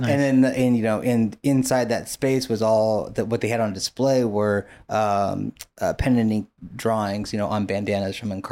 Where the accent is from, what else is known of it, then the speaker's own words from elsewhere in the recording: Long Beach, California, United States; also born or lived in New York; I grew up in Long Beach